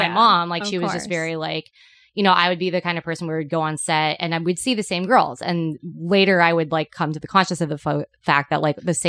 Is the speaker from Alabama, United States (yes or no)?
no; Petaluma, California, United States; I was growing up in Petaluma, which is in Sonoma County